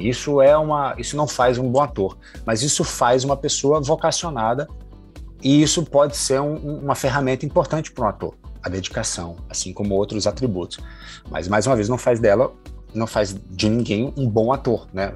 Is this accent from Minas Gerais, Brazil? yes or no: no; Salvador, Bahia, Brazil; now in Rio de Janeiro, Brazil; Eu sou de Salvador, moro no Rio há muito tempo.